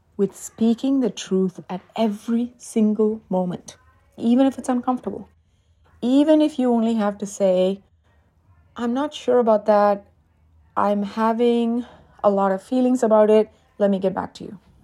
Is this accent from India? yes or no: yes; South India, India; moved away; I'm originally from South India and we celebrate Diwali